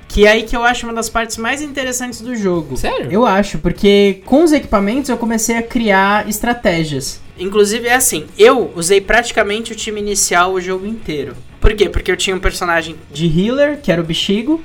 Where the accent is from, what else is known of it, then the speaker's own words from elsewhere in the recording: Brazil; nós que somos brasileiros